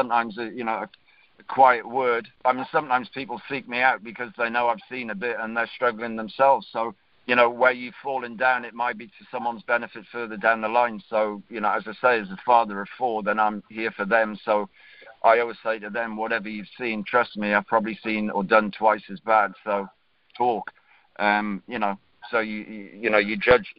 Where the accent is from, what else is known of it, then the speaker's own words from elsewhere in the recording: Northumberland, North East England, United Kingdom; I'm from Northumberland. Northumberland has got more castles per square mile than anywhere else in Europe